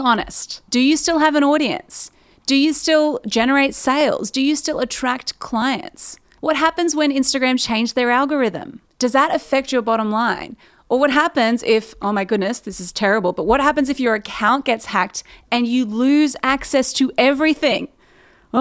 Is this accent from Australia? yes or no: yes; Newcastle, New South Wales, Australia; moved away as an adult; now in Sydney, Australia; And Newcastle is where I've lived my whole life.